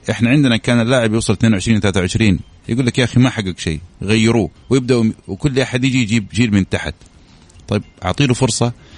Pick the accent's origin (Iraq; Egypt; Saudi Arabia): Saudi Arabia; إحنا كسعودية